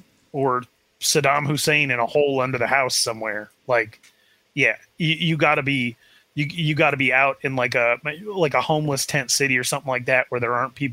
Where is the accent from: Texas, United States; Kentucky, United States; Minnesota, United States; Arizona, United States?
Arizona, United States; Chandler; I grew up in Chandler, Arizona.